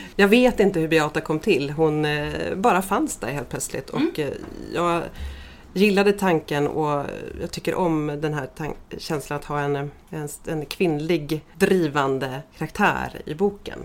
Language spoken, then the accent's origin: Swedish; Gästrikland, Gävleborg County, Sweden; mina hemtrakter i Gästrikland